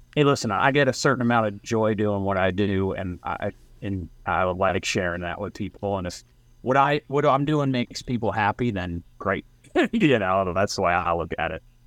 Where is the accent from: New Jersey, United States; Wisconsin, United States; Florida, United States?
New Jersey, United States; we're from Jersey because we literally are from Jersey everywhere